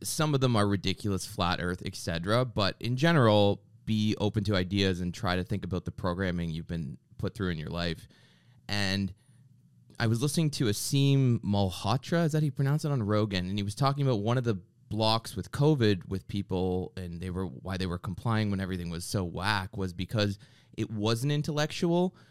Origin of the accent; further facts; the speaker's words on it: Canada; I grew up in Canada